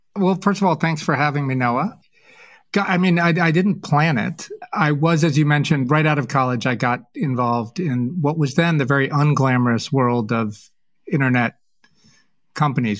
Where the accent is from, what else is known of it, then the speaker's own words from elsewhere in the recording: New England, United States; I was raised in New England